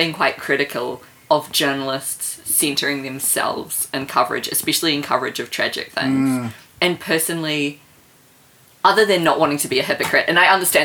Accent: Auckland, New Zealand; now in Wellington, New Zealand; I grew up in Papakura in Auckland

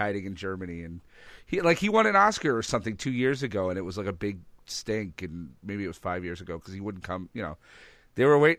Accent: Ireland; Like, so you're calling me Italian? I'm sorry, sir. I'm Irish.

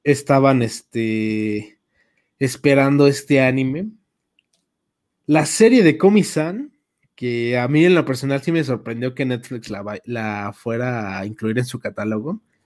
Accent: Mexico; somos de México

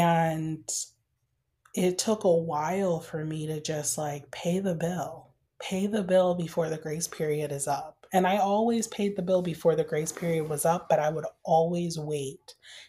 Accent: Michigan, United States; I grew up in Michigan, in the middle of winter in Michigan. And it was freezing.

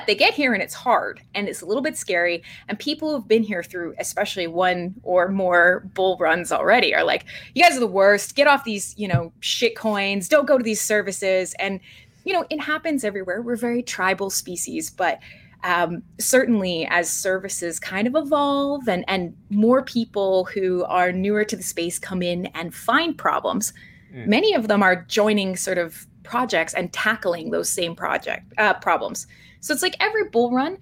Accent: Vancouver, British Columbia, Canada; come from Vancouver, BC, which is an incredibly, incredibly Ethereum-centric area of Canada

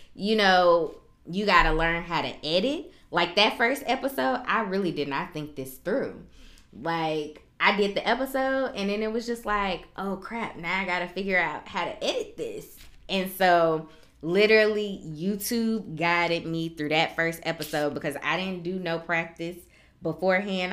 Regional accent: Chicago, Illinois, United States; accent: southern drawl; moved away as an adult; I am originally from Chicago, born and raised, never lived anywhere else before I came to the military

